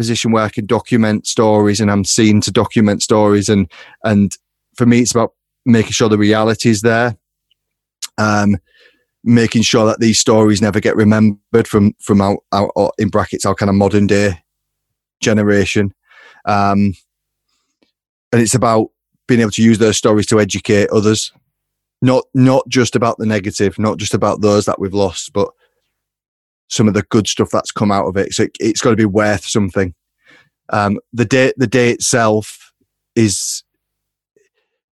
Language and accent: English; Hull, Yorkshire and the Humber, United Kingdom; growing up in Hull